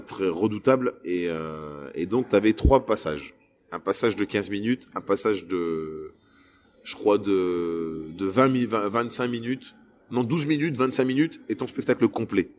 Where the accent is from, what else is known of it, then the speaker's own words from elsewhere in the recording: Lille, Hauts-de-France, France; je suis un Lillois